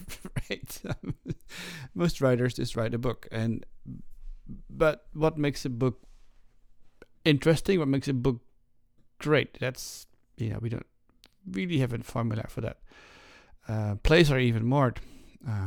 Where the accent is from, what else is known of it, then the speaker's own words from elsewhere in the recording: Netherlands; moved away as an adult; I was raised in the Netherlands.